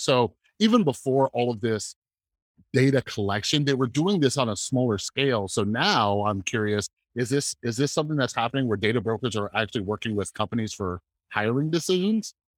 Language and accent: English; United States; for me as an American